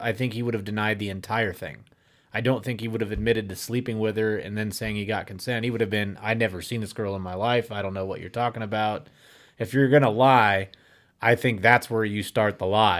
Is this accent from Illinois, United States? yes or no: yes; Illinois, United States; I grew up in Illinois